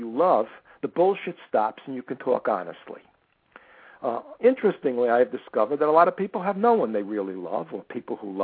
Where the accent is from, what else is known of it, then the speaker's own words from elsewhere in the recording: New York City, New York, United States; I was born in the Bronx, and I grew up in the Bronx